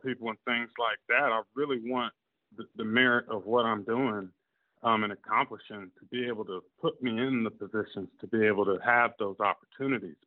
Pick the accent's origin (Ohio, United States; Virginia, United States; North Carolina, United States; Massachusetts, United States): Virginia, United States; I'm from, I was born in Virginia